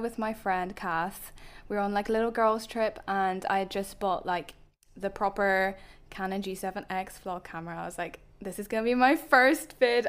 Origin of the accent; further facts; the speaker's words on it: Belfast, Northern Ireland, United Kingdom; accent: soft Belfast / Northern Irish; moved away as an adult; now in Dublin, Ireland; I'm from Northern Ireland, there's like quite a distinct Belfast accent, but apparently I'm quite soft on